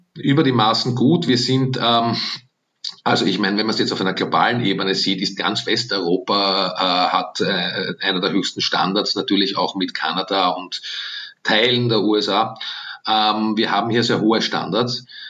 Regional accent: Austria; was ich uns allen als Österreicher und Österreicherinnen wünsche

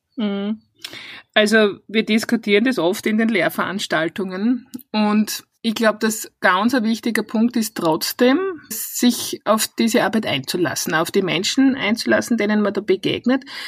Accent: Styria, Austria; accent: Styrian dialect; moved away as an adult; now in Vienna, Austria

